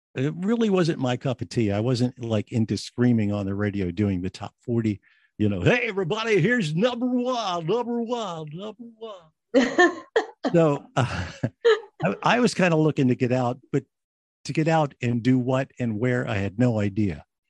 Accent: New Jersey, United States; also born or lived in Philadelphia, Pennsylvania; I was born in Philadelphia, raised right across the Delaware in South Jersey.

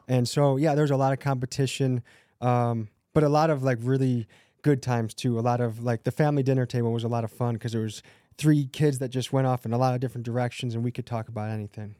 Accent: Crystal Lake, Illinois, United States; also born or lived in Milwaukee, Wisconsin; I grew up in Christie Lake, Illinois

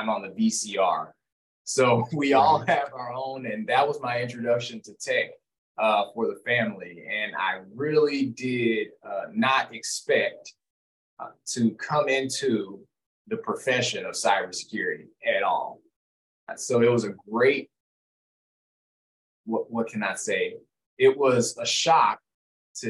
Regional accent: Little Rock, Arkansas, United States; I grew up in Little Rock, Arkansas, born and raised

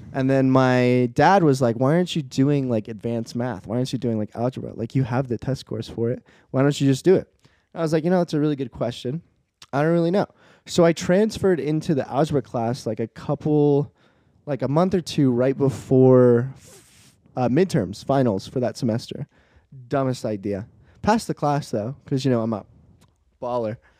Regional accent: East Coast, United States; moved away; I'm an East Coast boy. East Coast is my home.

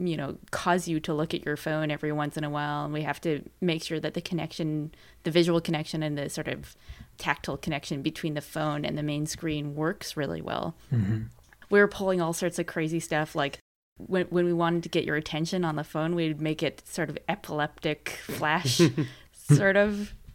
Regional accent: Canada; We're Canadian, by the way, if you couldn't tell.

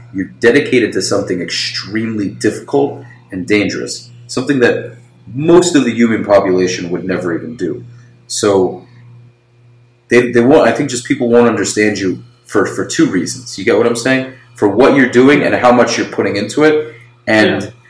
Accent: New York, United States; moved away; also born or lived in Florida; I was born in America

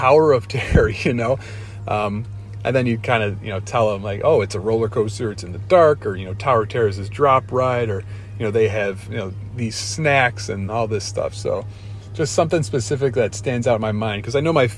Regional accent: Chicago, Illinois, United States; I'm from Chicago

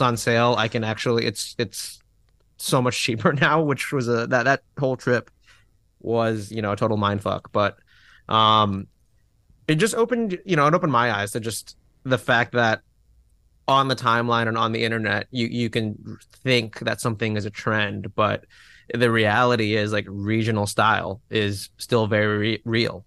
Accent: Fairfax, Virginia, United States; in Fairfax, Virginia.

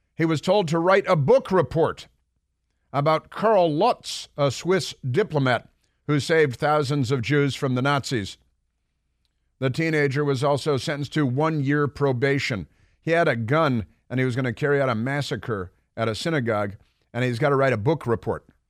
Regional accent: Chicago, Illinois, United States; I grew up in Chicago

